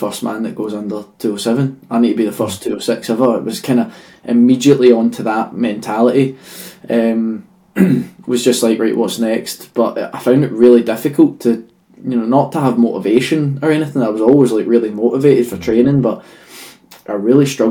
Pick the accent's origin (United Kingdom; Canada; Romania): United Kingdom; Stirling, Scotland; the atmosphere I was raised in Stirling